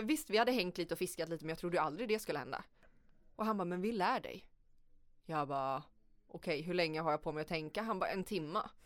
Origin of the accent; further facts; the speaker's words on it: Sweden; som svensk eller vit